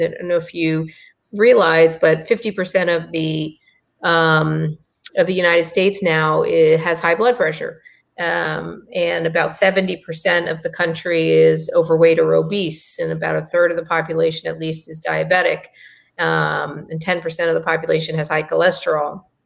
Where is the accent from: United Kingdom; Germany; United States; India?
India; I'm Indian